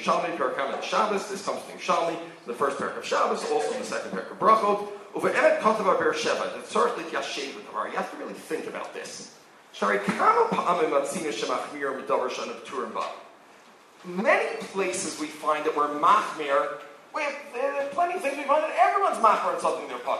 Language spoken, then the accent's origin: English; New York, United States; now in Israel; I grew up in New York, where it was very different.